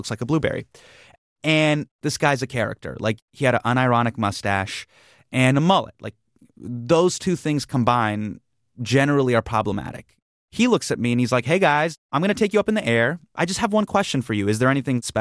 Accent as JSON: {"language": "English", "country": "United States", "said": "I am an Indian American male"}